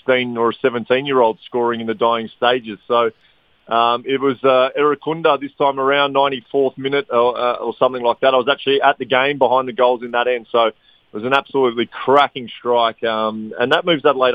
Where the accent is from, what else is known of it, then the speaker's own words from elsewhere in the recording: Blackburn, North West England, United Kingdom; I'm from Blackburn